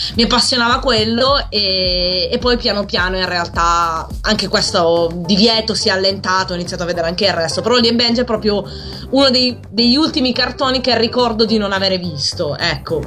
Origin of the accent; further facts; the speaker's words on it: Palermo, Sicily, Italy; moved away as an adult; now in Pavia, Italy; sono di Palermo, mi sono trasferita qui per l'università